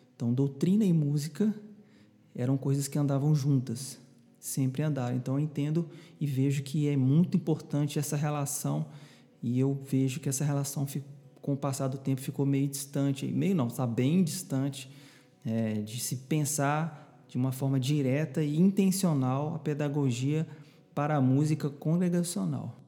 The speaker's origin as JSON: {"language": "Portuguese", "town": "Belo Horizonte", "region": "Minas Gerais", "country": "Brazil", "tie": "born or raised there", "moved": "as an adult", "lives_now": "João Pessoa, Brazil", "said": "Eu nasci em Belo Horizonte, sou mineirinho da Gema, como a gente costuma falar lá"}